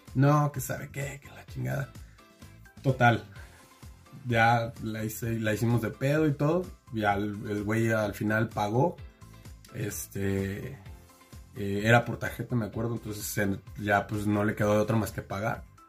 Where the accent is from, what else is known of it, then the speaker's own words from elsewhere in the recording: Mexico; como buen mexicano